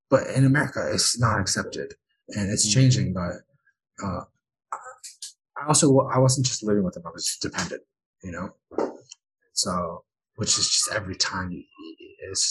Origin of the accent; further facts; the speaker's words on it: United States; I'm American